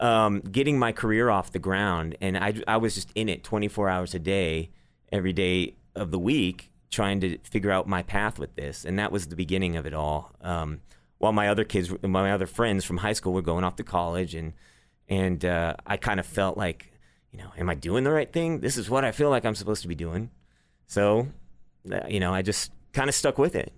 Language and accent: English; Dallas, Texas, United States; also born or lived in Nashville; I grew up here